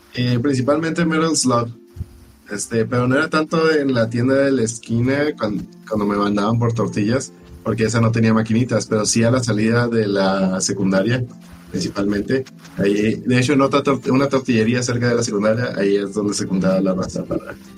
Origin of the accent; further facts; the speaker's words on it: Baja California Sur, Mexico; Los Cabos, a la vuelta de la esquina de mis tierras de donde soy